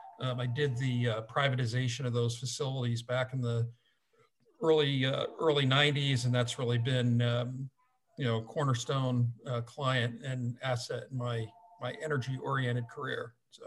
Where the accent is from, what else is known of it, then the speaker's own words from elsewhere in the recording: Ulster County, New York, United States; I grew up in Ulster County, just an hour south of Albany